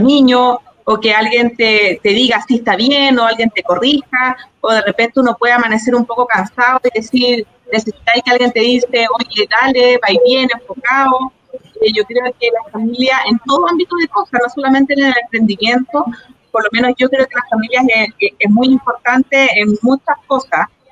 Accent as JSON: {"language": "Spanish", "town": "Santiago", "region": "Santiago Metropolitan Region", "country": "Chile", "said": "Yo soy de acá de Peñolén"}